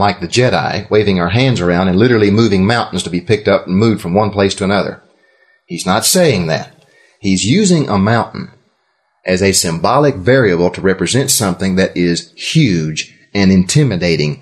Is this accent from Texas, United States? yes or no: yes; Texas, United States; I'm from Texas